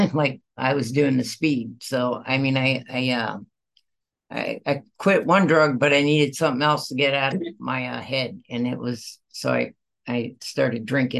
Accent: Michigan, United States; I was born and raised in the Midwest, Michigan, and I had four brothers, no, five brothers and a sister

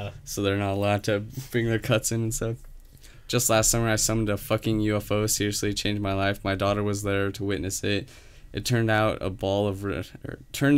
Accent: Utah, United States; We're from Utah

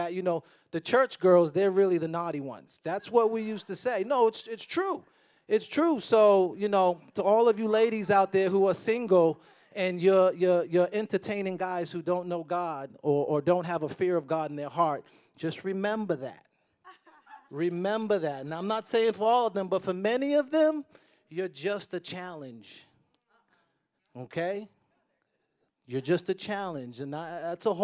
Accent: Boston, Massachusetts, United States; I grew up in Boston, you know, kind of a rough neighborhood

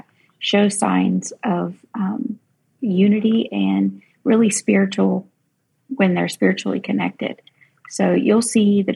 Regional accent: coast of North Carolina, United States; I live on the coast of North Carolina, and I was a volunteer.

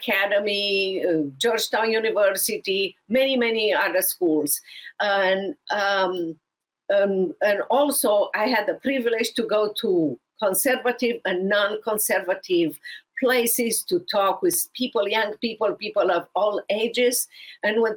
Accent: Romania; moved away as an adult; now in United States; from overseas, Romania.

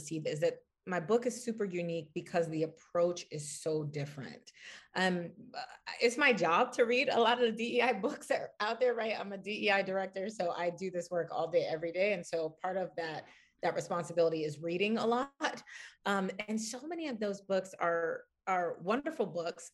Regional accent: Washington, District of Columbia, United States; I'm from Washington, D.C.

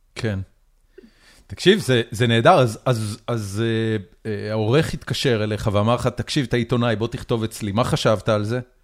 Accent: Haifa, Haifa District, Israel; גדלתי בחיפה

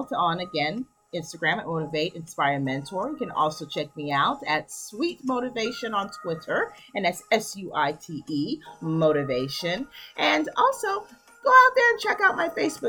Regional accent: United States; moved away; I'm originally from New York

